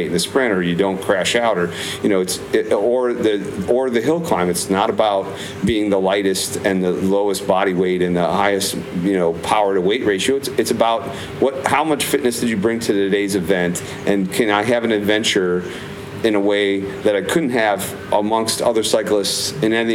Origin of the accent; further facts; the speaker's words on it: Michigan, United States; I grew up in Michigan